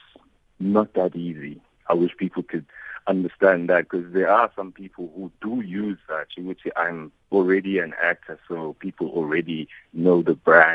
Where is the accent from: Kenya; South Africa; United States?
South Africa; We already don't have a striving industry as South African artists